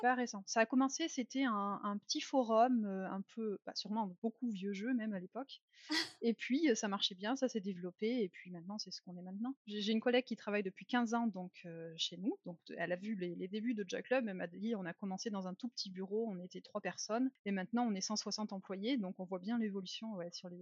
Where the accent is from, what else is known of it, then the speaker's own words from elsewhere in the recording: France; now in Germany; je suis française, mais j'habite en Allemagne depuis déjà longtemps